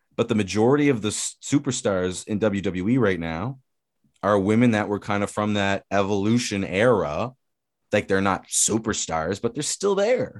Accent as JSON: {"language": "English", "country": "Canada", "said": "we're Canadian"}